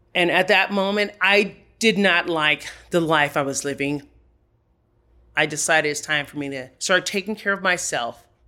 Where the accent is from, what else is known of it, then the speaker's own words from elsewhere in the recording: Los Angeles, California, United States; now in Denver, United States; I was born and raised in Los Angeles, California